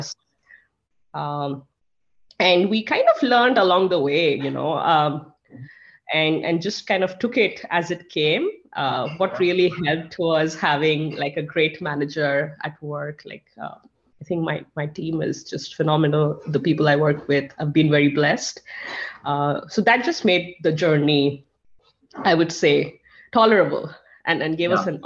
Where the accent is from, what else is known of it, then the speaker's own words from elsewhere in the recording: India; now in United States; I'm from India, my family is in India